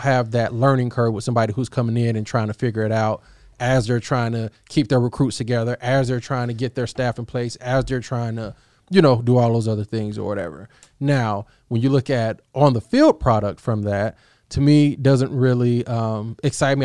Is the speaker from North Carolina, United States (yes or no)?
no; Oklahoma, United States; I grew up in Oklahoma